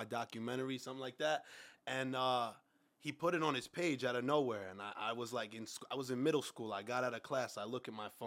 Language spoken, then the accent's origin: English; New York City, New York, United States; I'm from Coney Island, Brooklyn. You know, I was raised in hip-hop